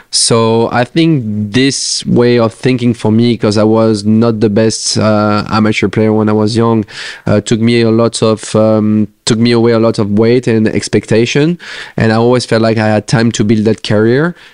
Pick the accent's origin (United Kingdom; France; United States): France; English is a second language; share some moments with uh, the other French players.